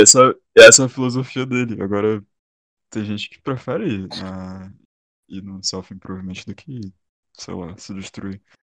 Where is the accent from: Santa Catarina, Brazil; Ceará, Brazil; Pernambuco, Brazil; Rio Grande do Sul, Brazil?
Ceará, Brazil; Sou cearense